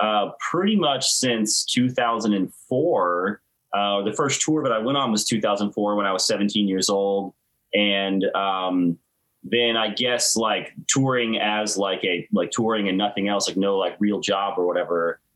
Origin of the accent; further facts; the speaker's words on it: Tallahassee, Florida, United States; Yeah, Tallahassee my whole life. Yep.